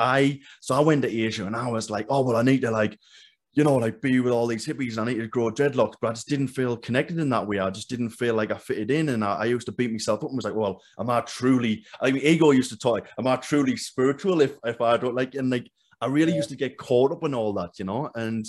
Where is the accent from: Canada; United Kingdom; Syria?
United Kingdom; England; like I feel like I was always like I'm running away from England in a sense. You know, I'm running away from my past.